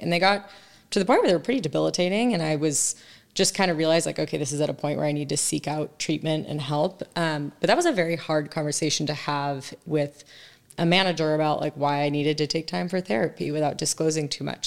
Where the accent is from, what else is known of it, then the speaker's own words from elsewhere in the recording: San Diego, California, United States; moved away as an adult; also born or lived in East Coast; I grew up in San Diego, Southern California, so I will always be a California girl at heart, but went to school on the East Coast and, uh, kind of spent most of my adult life out there ever since